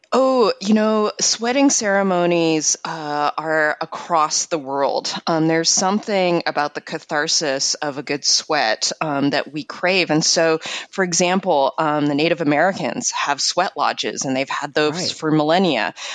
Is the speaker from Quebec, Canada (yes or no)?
yes; Montreal, Quebec, Canada; moved away; I grew up in Montreal, super icy, like kind of like Minnesota